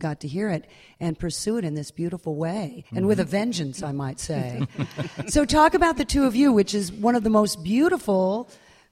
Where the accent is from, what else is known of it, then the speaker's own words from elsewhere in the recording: United States; as an American and as an American pianist